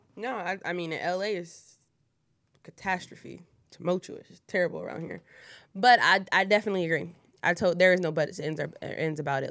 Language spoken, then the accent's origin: English; Wilmington, Delaware, United States; I'm from Wilmington, Delaware, born and raised, three oh two